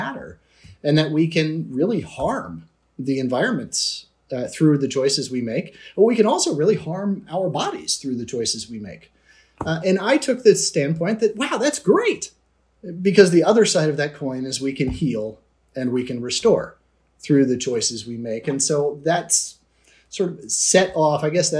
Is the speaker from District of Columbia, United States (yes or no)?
yes; Washington, District of Columbia, United States; I was born and raised in Washington, D.C., in a very multi-ethnic neighborhood called Mount Pleasant